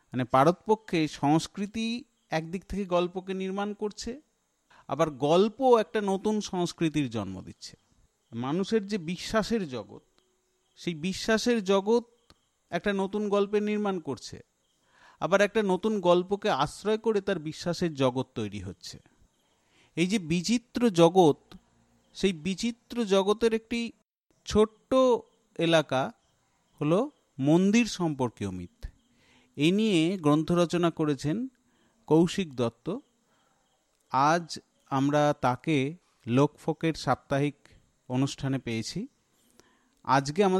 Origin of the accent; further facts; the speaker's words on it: Kolkata, West Bengal, India; আমি উত্তর কলকাতার ছেলে